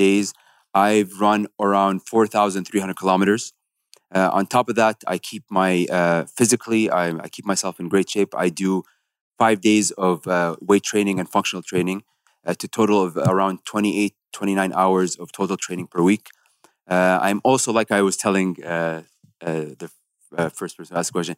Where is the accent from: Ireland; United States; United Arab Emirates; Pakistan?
United Arab Emirates